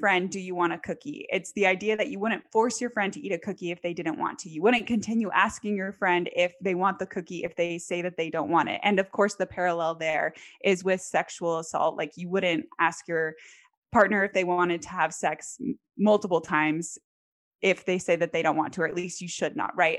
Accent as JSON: {"language": "English", "region": "American South", "country": "United States", "tie": "born or raised there", "also_born_or_lived": "Texas / Tennessee / Louisiana", "said": "I grew up primarily in the American South. So Texas, Tennessee, Louisiana, that's where I call home"}